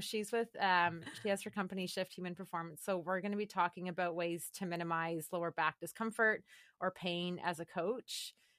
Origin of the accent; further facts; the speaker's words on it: Calgary, Alberta, Canada; I grew up in Calgary, Alberta